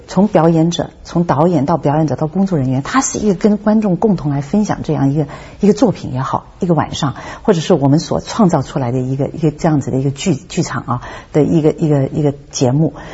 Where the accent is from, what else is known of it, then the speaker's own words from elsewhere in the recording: Hong Kong; 我是在香港出生的